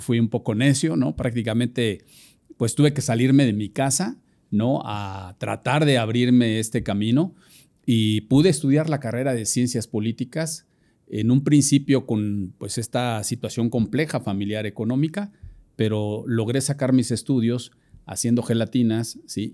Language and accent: Spanish; Puebla, Mexico; yo soy, soy un poblano